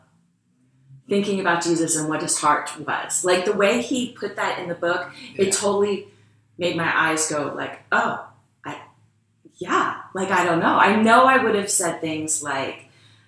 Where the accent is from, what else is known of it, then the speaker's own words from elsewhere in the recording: Wilmington, Delaware, United States; moved away as an adult; also born or lived in Maryland; now in Lancaster, United States; I grew up in Wilmington, Delaware